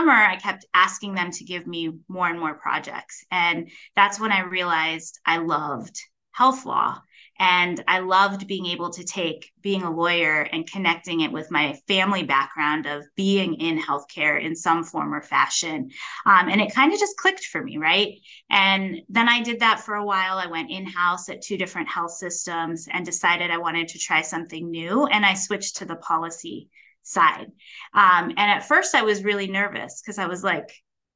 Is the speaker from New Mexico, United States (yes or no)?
no; North Canton, Ohio, United States; I grew up in North Canton, Ohio, which is a smaller town about 45 miles south of Cleveland